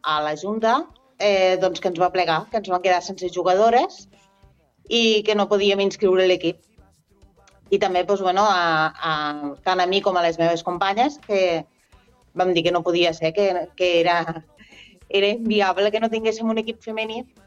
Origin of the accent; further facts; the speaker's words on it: Ebro Delta, Catalonia, Spain; jo sóc del Delta de l'Ebre